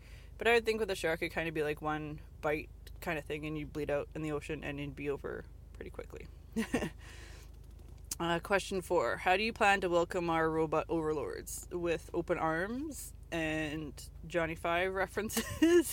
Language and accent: English; Canada; I'm Canadian